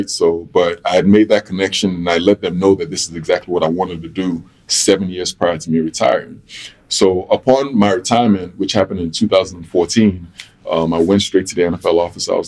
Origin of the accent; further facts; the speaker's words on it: London, United Kingdom; born there; okay, I was born in London. Um, I have a connection to London.